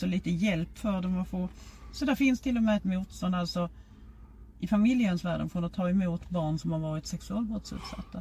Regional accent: Lund, Skåne, Sweden; Jag är ju från Lund

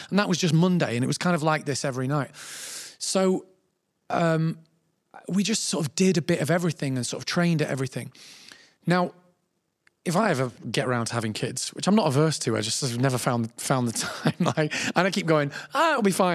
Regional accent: Manchester, North West England, United Kingdom; I'm from Manchester

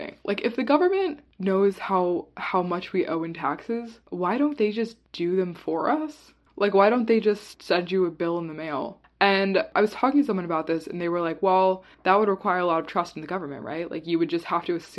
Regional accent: Virginia, United States; now in Washington, D.C., United States; being from Virginia

